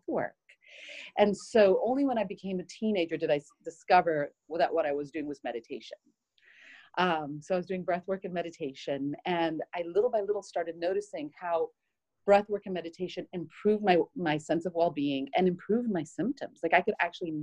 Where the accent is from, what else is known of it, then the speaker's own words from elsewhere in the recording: Barbados; moved away as an adult; also born or lived in Puerto Rico / Israel; now in Houston, United States; I grew up in the Caribbean. I was born in Puerto Rico and raised in Barbados